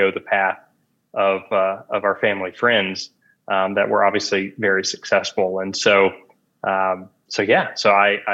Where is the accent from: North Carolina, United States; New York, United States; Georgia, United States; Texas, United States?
Georgia, United States; Atlanta; I'm from Atlanta originally